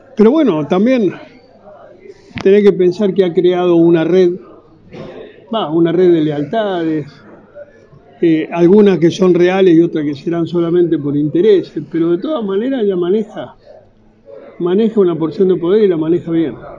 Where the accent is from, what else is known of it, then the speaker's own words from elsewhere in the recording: Argentina; yo nací, me crié y peleé en la Argentina y si Dios quiere moriré acá